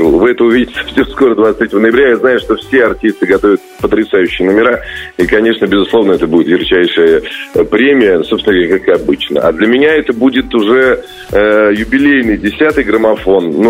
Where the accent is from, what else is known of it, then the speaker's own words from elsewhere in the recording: Saint Petersburg, Russia; тем более в родном городе, в любимом.